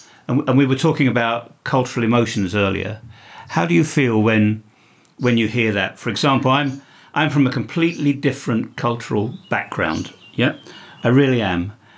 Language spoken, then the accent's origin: English; Bosnia & Herzegovina; So as somebody that comes from the country, you know, it's your culture